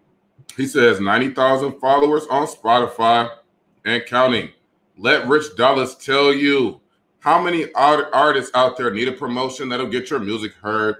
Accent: Detroit, Michigan, United States; I'm from Detroit

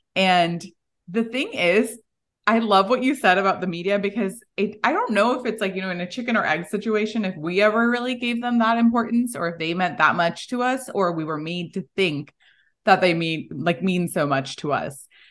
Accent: Texas, United States; also born or lived in India; I was born in Texas, but, and grew up here, but went really back and forth between India and here

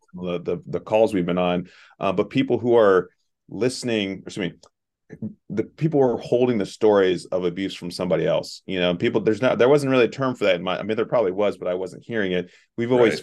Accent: Southeast Ohio, United States; also born or lived in Chicago, Illinois; I grew up here in Southeast Ohio.

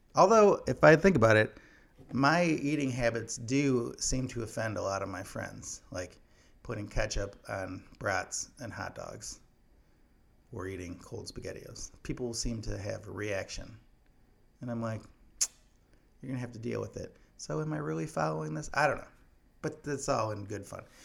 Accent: Illinois, United States; my home state of Illinois

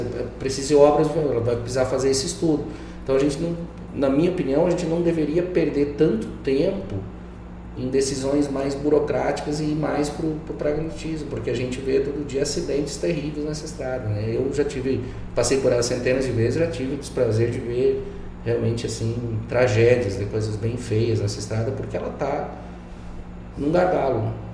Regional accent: Rio Grande do Sul, Brazil; now in Mato Grosso, Brazil; Eu que cresci na roça no Rio Grande do Sul, indo carpir de pé no chão

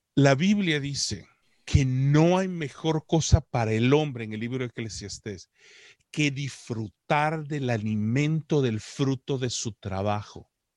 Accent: El Salvador; now in Canada; Yo soy un salvadoreño que vive en Canadá, que tampoco habló inglés, sino hasta que me tocó aguantar hambre y tuve que aprenderlo

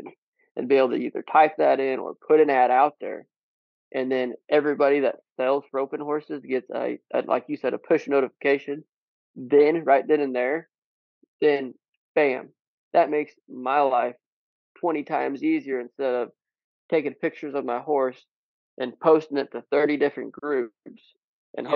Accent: Southwest Missouri, United States; I'm originally from Southwest Missouri

